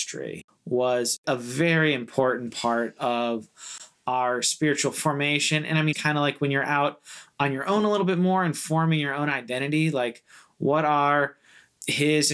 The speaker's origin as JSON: {"language": "English", "region": "Florida", "country": "United States", "tie": "born or raised there", "said": "I grew up in Florida and I went to Clearwater"}